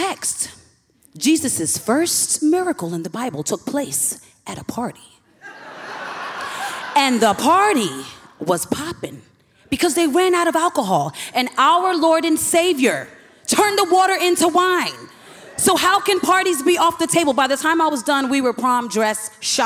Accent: New York City, New York, United States; now in St. Louis, United States; I currently live in St. Louis, but I'm born and raised in Hollis, Queens, New York.

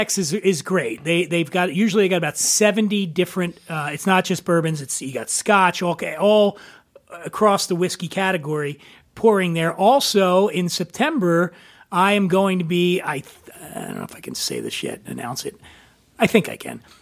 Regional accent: Philadelphia, Pennsylvania, United States; born or raised there

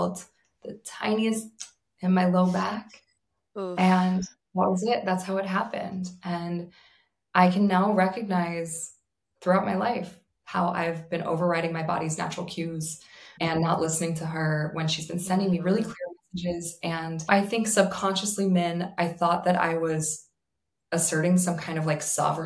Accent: New York, United States; I'm a New Yorker

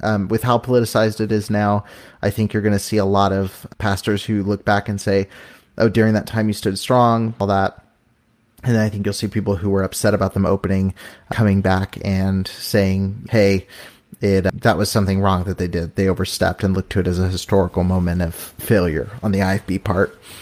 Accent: California, United States; I'm from California

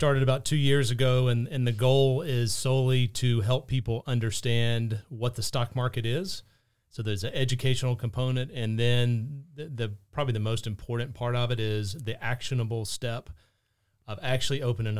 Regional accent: North Augusta, South Carolina, United States; moved away as an adult; also born or lived in St. Louis / Charlotte / Cleveland / Aiken; I was born and raised in North Augusta. So I love the CSRA. It's mm-hmm. Born and raised. I did move off, lived in St. Louis, Charlotte, and Cleveland for a number of years. Came back about 20 years ago, live in Aiken now.

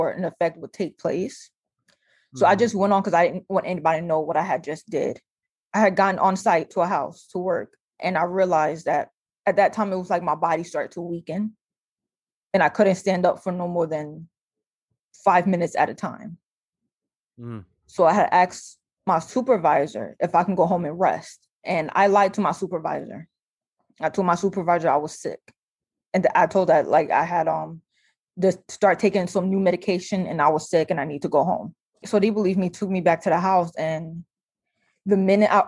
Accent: New Jersey, United States; moved away as an adult; also born or lived in Iowa; I'm from New Jersey

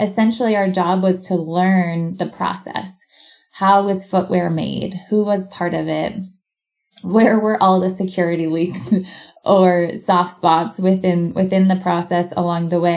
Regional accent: Portland, Oregon, United States; moved away as an adult; now in Bend, United States; back where I grew up in Portland, Oregon

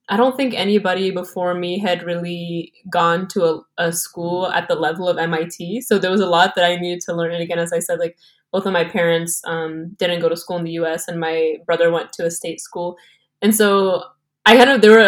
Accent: Texas, United States; I'm from Texas

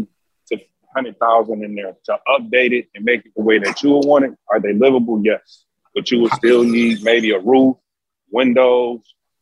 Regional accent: Detroit, Michigan, United States; Well, obviously, I'm from Detroit.

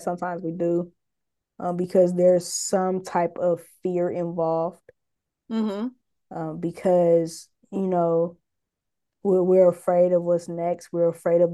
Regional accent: Los Angeles, California, United States; I'm from LA, I'm from Watts, and I grew up there. I spent the majority of my life there

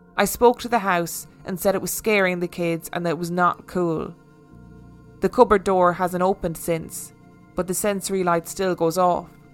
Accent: Falkirk, Scotland, United Kingdom; I attended a night class in my hometown of Falkirk along with my friend Roz

